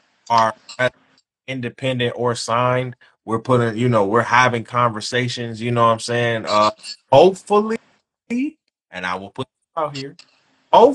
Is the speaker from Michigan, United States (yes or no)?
yes; Detroit, Michigan, United States; I'm from Detroit